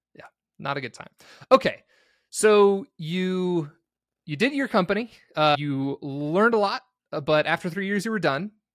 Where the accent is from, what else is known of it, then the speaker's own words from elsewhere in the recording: St. George, Utah, United States; I grew up in Saint George, Utah, and it's kinda just outside of Vegas